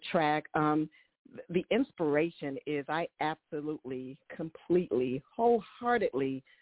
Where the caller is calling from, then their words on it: Maryland, United States; I am calling from the Washington, D.C. area, specifically from Maryland, actually from my home.